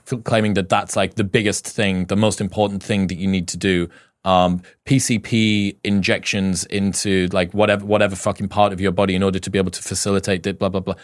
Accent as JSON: {"language": "English", "country": "United Kingdom", "said": "I'm British"}